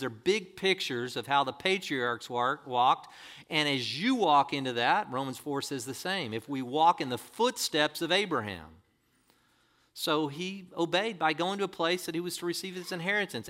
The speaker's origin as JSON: {"language": "English", "town": "La Quinta", "region": "California", "country": "United States", "said": "I'm a La Quintaite"}